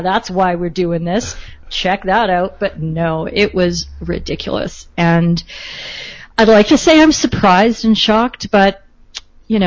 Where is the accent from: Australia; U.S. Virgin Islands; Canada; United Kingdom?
Canada